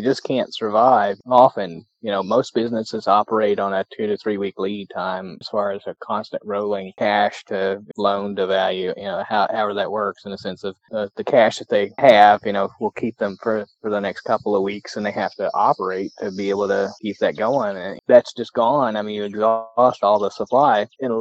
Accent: Kentucky, United States; I grew up on bluegrass. I grew up in Kentucky

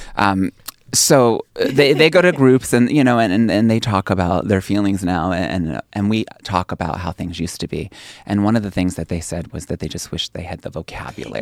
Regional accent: Pennsylvania, United States; moved away; also born or lived in New York City; my hometown in Pennsylvania, a little village of two hundred people

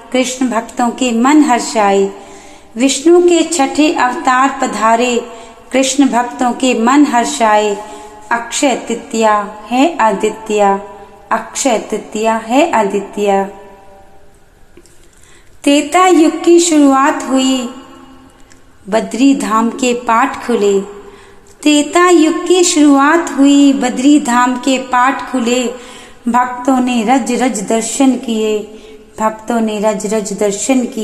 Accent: Palampur, Himachal Pradesh, India; मैं पालनपुर हिमाचल प्रदेश की रहने वाली हूँ

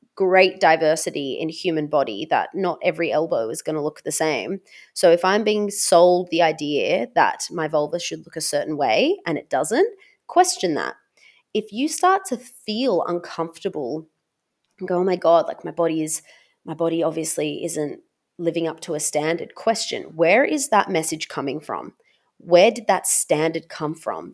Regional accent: Australia; being Serbian Australian, I am not white myself. I have been raised biculturally

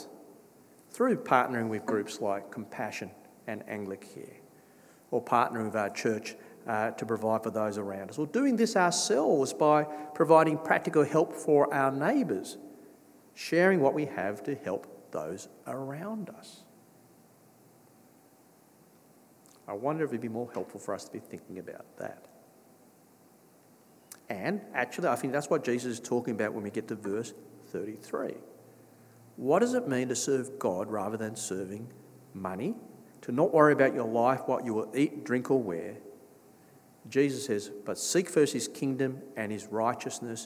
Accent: Australia; I grew up in Australia.

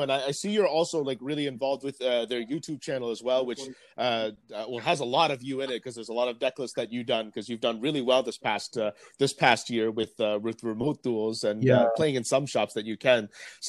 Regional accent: Canada; also born or lived in Vietnam; my home country of Canada

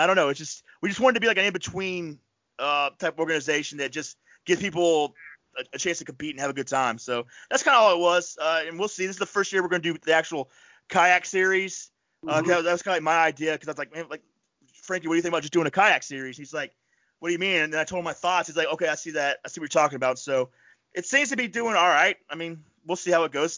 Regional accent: Florida Panhandle, United States; moved away; I grew up in the Panhandle

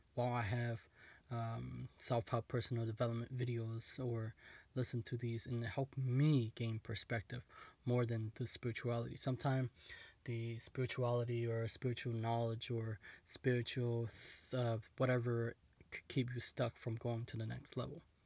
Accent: United States; I was born in America

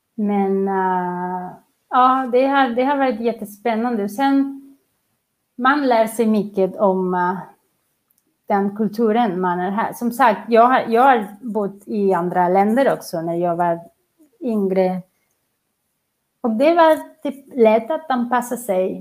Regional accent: Barcelona, Catalonia, Spain; Swedish is a second language; moved away as an adult; also born or lived in Qatar; now in Sweden; Jag kommer från Barcelona.

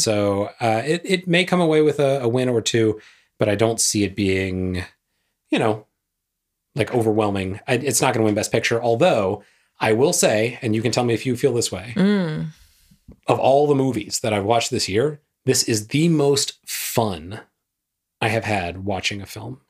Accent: the South, United States; I grew up in the South

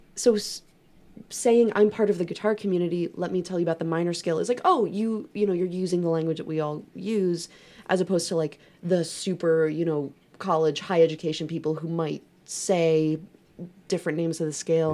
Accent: New York, United States; moved away; I'm from New York. We don't say that here

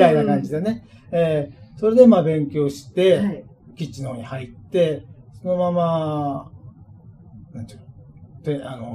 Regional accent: Sapporo, Hokkaido, Japan; え一応札幌出身なんですけども。

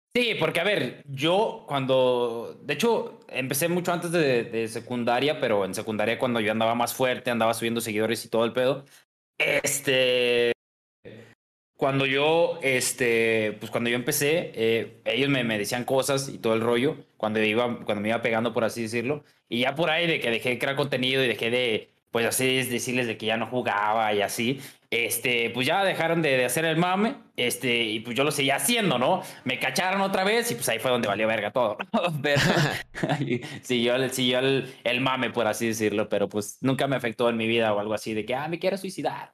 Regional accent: Guadalajara, Jalisco, Mexico; nací en Guadalajara, aquí en, aquí en mi, mi ranchita

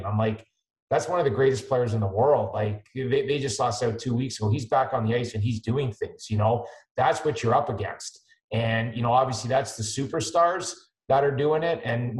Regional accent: Moncton, New Brunswick, Canada; I come from Moncton.

